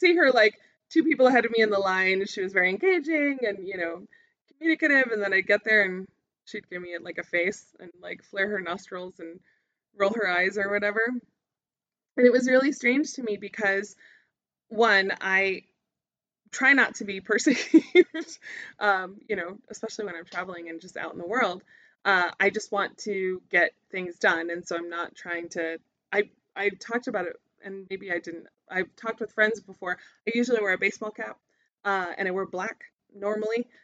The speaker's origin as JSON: {"language": "English", "country": "United States", "said": "I would normally be pegged as an American or a tourist whenever I was in anywhere new."}